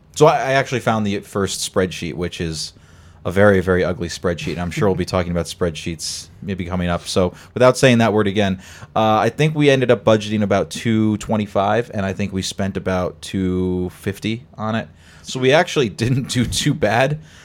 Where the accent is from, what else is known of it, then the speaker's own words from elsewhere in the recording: Connecticut, United States; moved away as an adult; now in Boston, United States; I came from Connecticut originally